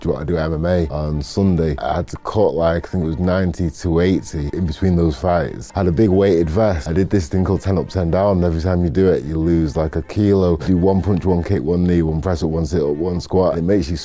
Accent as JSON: {"language": "English", "town": "Disley", "region": "North West England", "country": "United Kingdom", "tie": "born or raised there", "also_born_or_lived": "Manchester", "said": "I was born in Manchester, but then I was adopted by a family in Disley, so I grew up in Disley"}